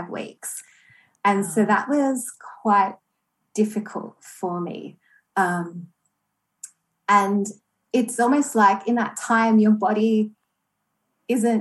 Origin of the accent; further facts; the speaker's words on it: Australia; also born or lived in Toronto, Canada; Born and raised in Australia